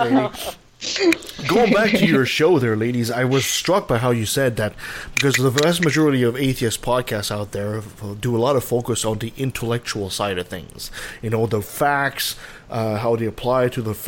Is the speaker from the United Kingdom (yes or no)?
no; Canada; as a Canadian